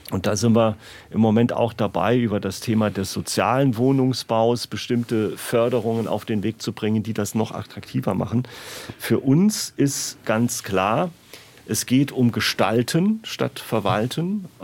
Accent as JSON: {"language": "German", "town": "Rehlingen-Siersburg", "region": "Saarland", "country": "Germany", "tie": "born or raised there", "said": "Also aus meiner Heimatgemeinde Redingen Siersburg ist das äh, auch feststellbar"}